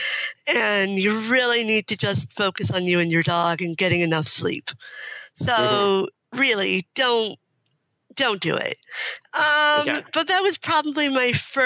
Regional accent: Canada; moved away as an adult; now in Seattle, United States; I was living in Canada. I was born in Canada.

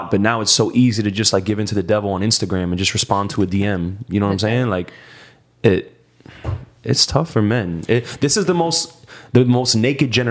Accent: New York, United States; Puerto Rican. I'm from New York.

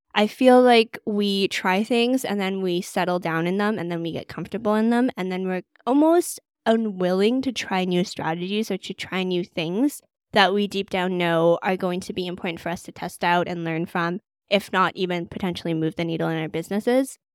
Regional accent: Vancouver, British Columbia, Canada; moved away as an adult; now in London, United Kingdom; I'm originally from Vancouver, Canada

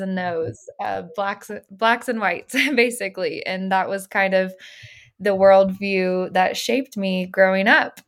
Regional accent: Little Rock, Arkansas, United States; moved away as an adult; now in Los Angeles, United States; I grew up in Little Rock, Arkansas

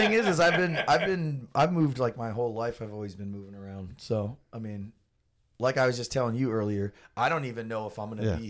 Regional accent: England, United Kingdom; born there; I was born in England.

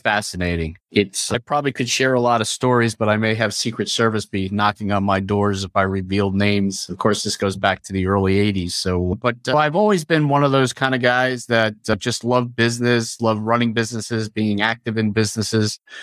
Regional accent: Long Island, New York, United States; I grew up on Long Island

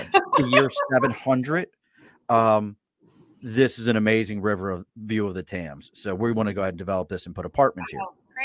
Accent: Baltimore, Maryland, United States; moved away as an adult; now in Albany, United States; I grew up in Baltimore.

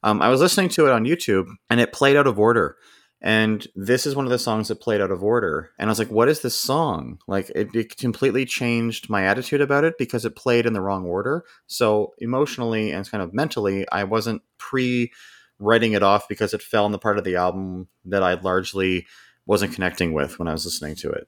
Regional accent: Canada; accent: North American; As someone that's, like, born and raised here, I, this is my accent

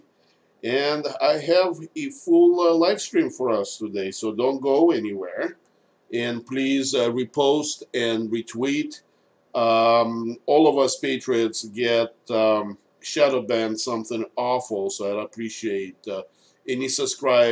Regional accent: Moscow, Russia; now in United States; I was born in Moscow. I was born in Russia.

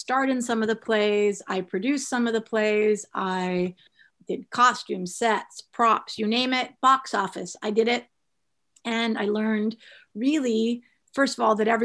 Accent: Las Vegas, Nevada, United States; also born or lived in Michigan; I am originally from the Midwest. I'm from Michigan. And my family moved out to Las Vegas when I was about, I think I was going into first grade.

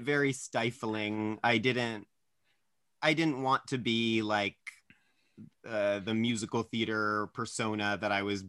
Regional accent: Maryland, United States; also born or lived in Hawaii; I was born in Hawaii. I was a bit of a military brat, and we kind of ended up in Maryland for most of my childhood. We lived like in central Maryland, 20 minutes outside of Baltimore. So that's where I grew up.

